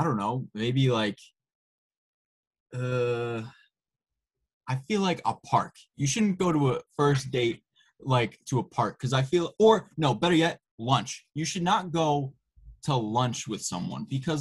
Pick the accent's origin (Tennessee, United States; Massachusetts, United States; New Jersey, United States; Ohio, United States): Massachusetts, United States; Worcester; Grew up in Worcester, Massachusetts my whole life